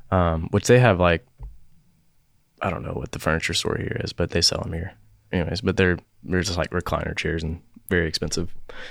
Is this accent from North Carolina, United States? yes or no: yes; Charlotte, North Carolina, United States; also born or lived in Jackson, Tennessee; So I grew up in Charlotte.